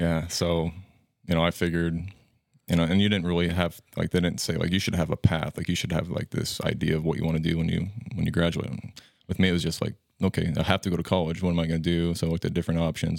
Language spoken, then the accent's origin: English; Ewing, Nebraska, United States; grew up in Ewing, a small town west of Norfolk, about fifty minutes, so not too far away